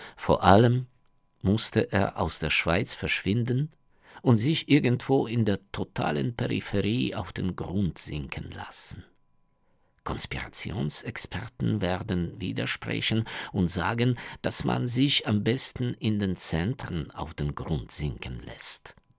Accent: Ukraine; German is a second language; bei uns in der Ukraine

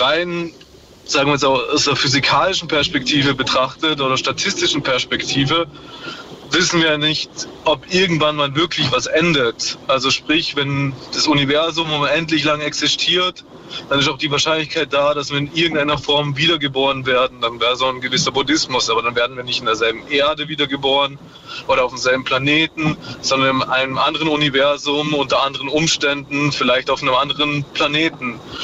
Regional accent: Vorarlberg, Austria; nach Vorarlberg gekommen, wo ich herkomme und ist dann da zur Schule gegangen

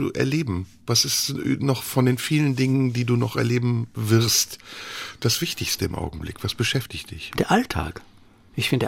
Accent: France; German is a second language; ich bin Französin, also ich esse alles

